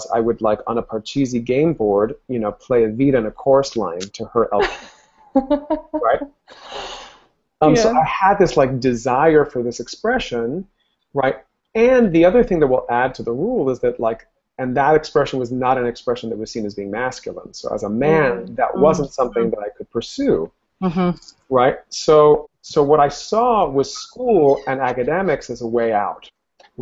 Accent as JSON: {"language": "English", "town": "Miami", "region": "Florida", "country": "United States", "tie": "born or raised there", "first_language": "Spanish", "second_language": "English", "said": "I grew up in Miami, Florida. My family are Cuban immigrants"}